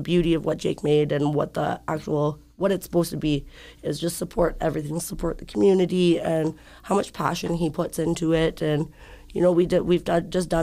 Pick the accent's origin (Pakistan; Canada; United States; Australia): Canada; Schreiber, Ontario; now in Thunder Bay, Canada; I'm from Scriber